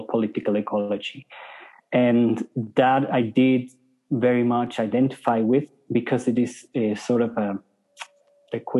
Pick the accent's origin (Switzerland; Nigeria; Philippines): Switzerland; moved away as an adult; also born or lived in South Africa / Norway; now in Peru; I'm from Switzerland. When I was about 20, starting to study, I decided to move to Norway